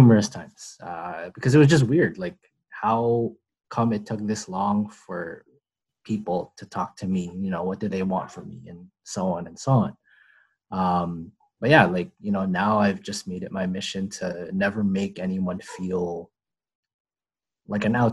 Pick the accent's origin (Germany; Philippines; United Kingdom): Philippines; English is a second language; now in Toronto, Canada; I came from the Philippines. I was a fob, fresh off the boat, spoke broken English